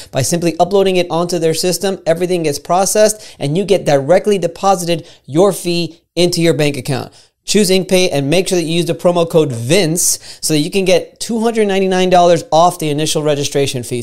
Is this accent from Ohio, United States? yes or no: no; Florida, United States; I'm from Florida, born and raised in Florida